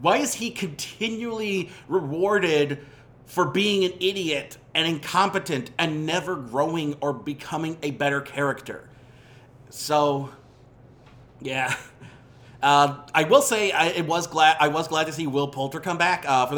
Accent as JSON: {"language": "English", "region": "Ohio", "country": "United States", "tie": "born or raised there", "said": "when I was growing up in Northeast Ohio, in kind of the rural area"}